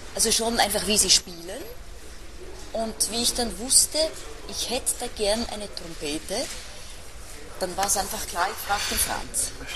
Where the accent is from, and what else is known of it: Switzerland; accent: Swiss German; first language Swiss German; moved away